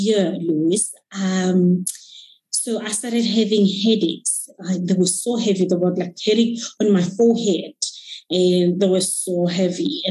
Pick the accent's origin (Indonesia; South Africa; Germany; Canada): South Africa; Moruleng, North West; moved away as an adult; now in Johannesburg, South Africa; I am from the villages of Rustenburg. I was born and brought up in Moruleng.